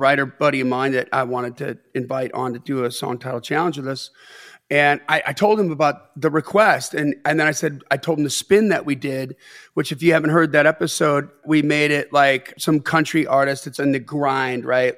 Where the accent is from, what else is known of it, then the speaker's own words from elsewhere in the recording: Delavan, Wisconsin, United States; I grew up in Delvin, Wisconsin